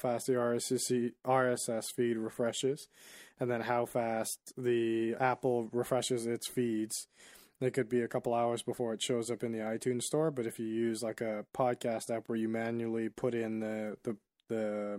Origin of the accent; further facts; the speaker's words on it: Nigeria; I'm Nigerian